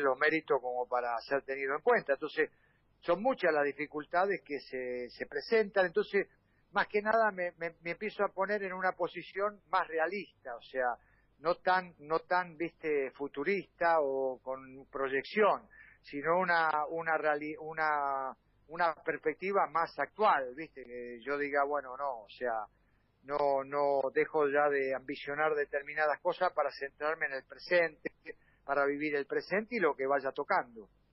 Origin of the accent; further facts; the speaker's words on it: Argentina; somos argentinos